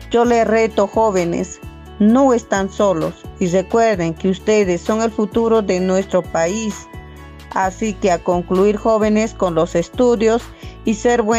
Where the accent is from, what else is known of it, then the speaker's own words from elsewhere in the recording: Guarochirí, Lima, Peru; born there; now in Pampas, Peru; Vivo en Pampas, Tayacaja, región Huancabelica. Soy nacida en Guarochirí, Lima. Sin embargo, mis padres son de Tayacaja.